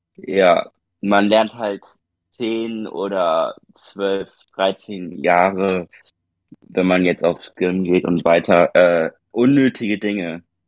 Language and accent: German; Germany; bei uns in Deutschland